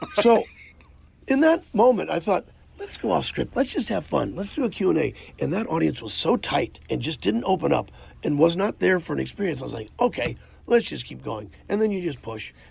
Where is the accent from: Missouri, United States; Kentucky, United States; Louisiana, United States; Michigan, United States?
Missouri, United States; Tipton; I'm from Tipton, Missouri. We had three channels and two of them worked